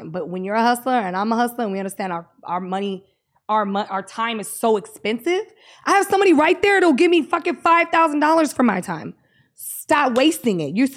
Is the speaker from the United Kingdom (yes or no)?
yes; United Kingdom; Yeah, like they, they like I'm British, old, so like they yeah, like that.